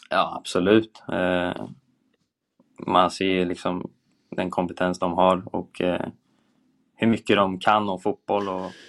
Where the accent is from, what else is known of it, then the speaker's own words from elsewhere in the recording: Sweden; vi är ju svenskar liksom, vi, eh, vi har en bra kommunikation i försvarsspelet